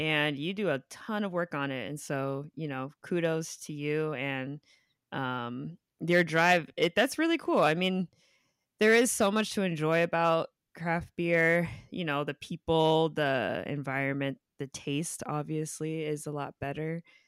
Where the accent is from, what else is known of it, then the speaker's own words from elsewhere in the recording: Inland Empire, California, United States; moved away as an adult; now in Los Angeles, United States; I moved here after I graduated from college, but I, I grew up in the Inland Empire